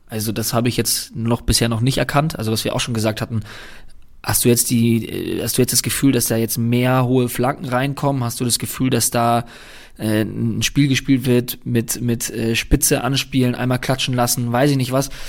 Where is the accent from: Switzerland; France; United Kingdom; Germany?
Germany; Cologne, North Rhine-Westphalia; Ich muss sagen, ich kann das total verstehen von seiner Seite aus, auch wenn es als Kölner wehtut.